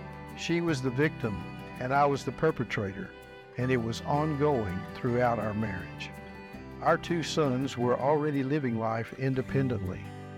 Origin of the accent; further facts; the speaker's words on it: Jacksonville, Texas, United States; After serving in the United States Navy, I returned to my hometown in East Texas, Jacksonville